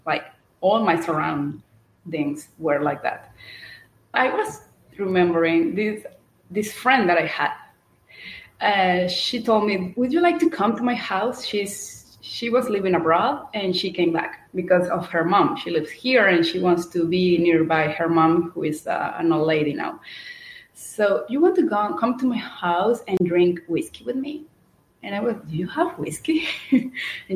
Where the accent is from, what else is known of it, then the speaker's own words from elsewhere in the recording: Venezuela; I am from Venezuela